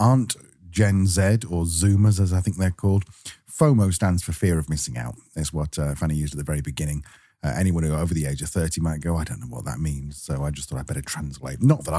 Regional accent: England, United Kingdom; because I'm English.

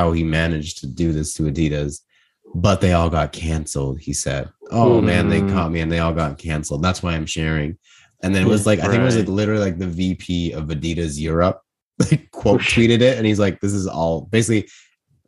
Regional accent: Toronto, Ontario, Canada; We're all from Toronto

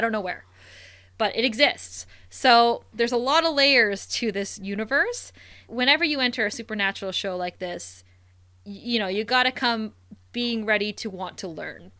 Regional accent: Thunder Bay, Ontario, Canada; we both grew up in Thunder Bay, Ontario, Canada.

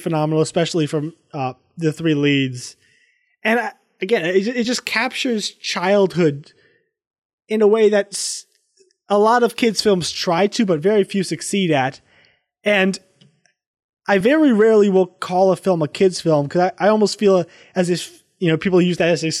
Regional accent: the South, United States; growing up in the South

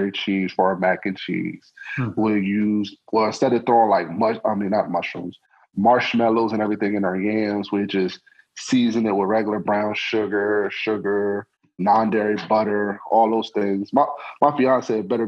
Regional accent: Harrisburg, Pennsylvania, United States; also born or lived in Atlanta; We're the capital of PA

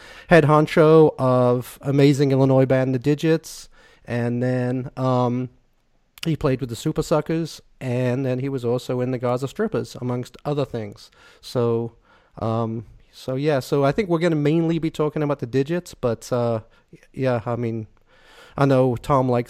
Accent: England, United Kingdom; now in United States; Old decrepit English guy

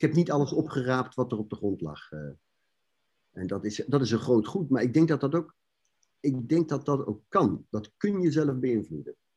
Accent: Netherlands; zijn wij als Nederlanders

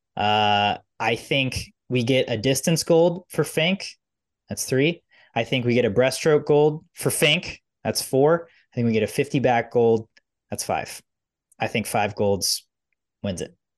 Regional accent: United States; I'm American.

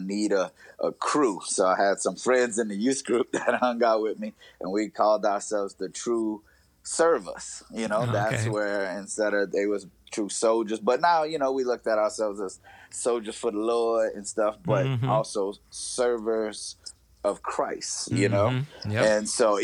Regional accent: north of New Orleans, Louisiana, United States; moved away as an adult; also born or lived in North Dakota; now in Twin Cities, Minnesota, United States; I grew up in Louisiana, right north of New Orleans

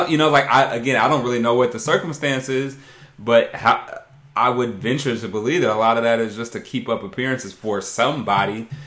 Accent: Brooklyn, New York, United States; No, I'm from Brooklyn.

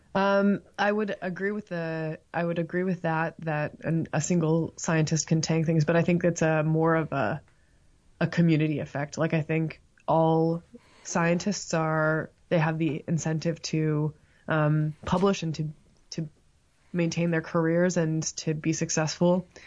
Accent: Toronto, Ontario, Canada; moved away as an adult; now in Tuscaloosa, United States; I grew up in Toronto, or at the time it was Scarborough

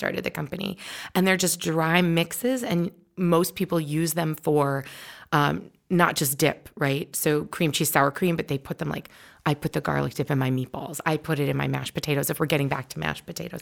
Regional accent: New York, United States; I'm from New York.

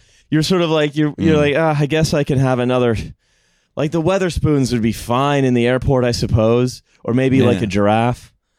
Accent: Canada; I come from Canada

